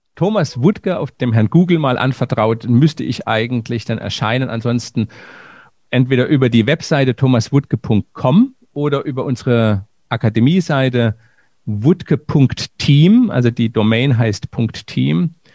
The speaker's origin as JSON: {"language": "German", "country": "Germany", "said": "bei uns in Deutschland"}